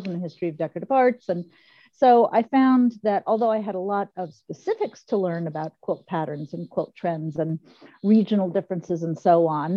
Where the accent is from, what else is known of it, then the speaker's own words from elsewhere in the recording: Chicago, Illinois, United States; also born or lived in New England / New York; now in Washington, D.C., United States; Well, I grew up in Chicago, and I've lived in New England and New York, but I've been in Washington, D.C., right here in the city for the last 30 or 35 years